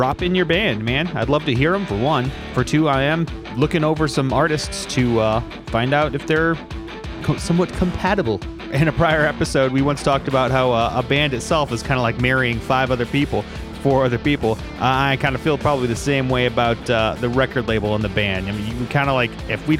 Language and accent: English; United States; now in Pasadena, United States; I grew up outside Chicago, kind of on the Indiana side